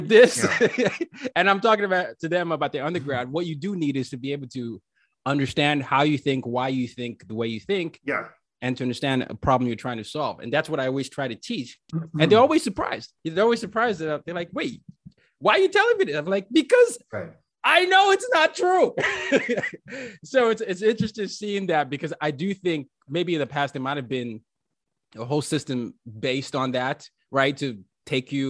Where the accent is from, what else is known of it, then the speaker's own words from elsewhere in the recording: Nigeria; now in New York City, United States; me being Nigerian